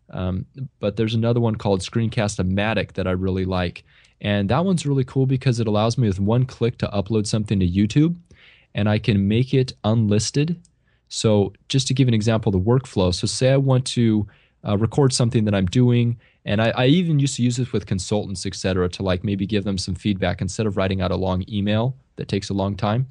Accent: Central California, United States; the area where I grew up here in Central California is, it's very agrarian-based

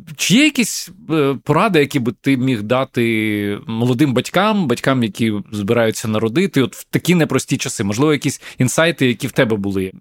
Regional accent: Kyiv, Ukraine; мій рідний Київ

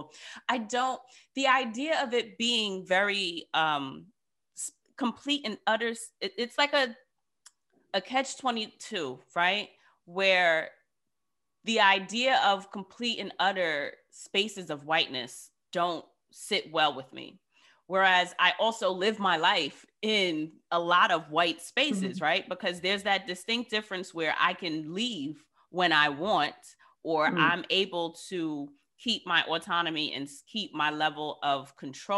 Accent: United States; someone who spent 35 years in America

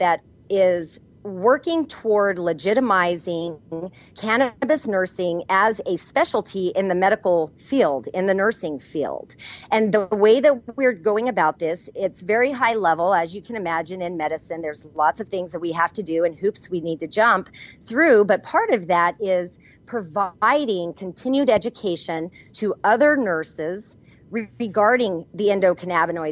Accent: New Mexico, United States; I'm from New Mexico where I was trained and I learned from Native American healers and Hispanic curanderas

